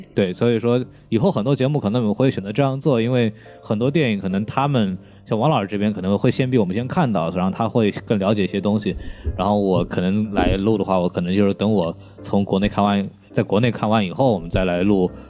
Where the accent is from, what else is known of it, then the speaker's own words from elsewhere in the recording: China; 我们中国人